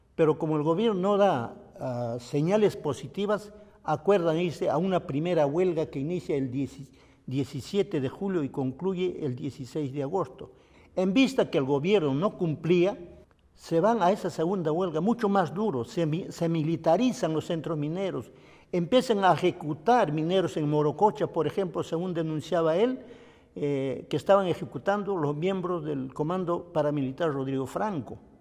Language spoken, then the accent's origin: Spanish; Nazca, Ica, Peru; also born or lived in Saisa, Ayacucho, Peru; En mi tierra, Saiza, se, estudiaba solo hasta tercer año de primaria. Y como no había dónde estudiar, un buen día, sobre todo mi madre, Elisa Guamani, decide sacarnos a Nazca. Entonces todos llegamos a Nazca a estudiar